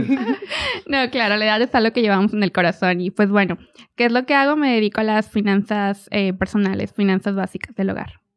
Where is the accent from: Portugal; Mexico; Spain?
Mexico; Ramos Arizpe, Coahuila; moved away as an adult; also born or lived in Guanajuato, Mexico; now in Oklahoma, United States; Soy originaria de Guanajuato, eh, pero desde muy chiquita mis papás se movieron para Coahuila. Entonces yo crecí en Coahuila, de una ciudad pequeña, Ramos Arizpe